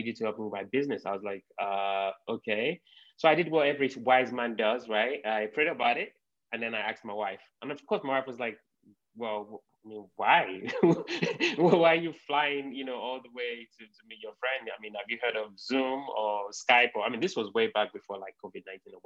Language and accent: English; London, United Kingdom; moved away as an adult; now in United States; I'm from the United Kingdom, from London. I grew up in London. So I moved to the US about 7 years ago.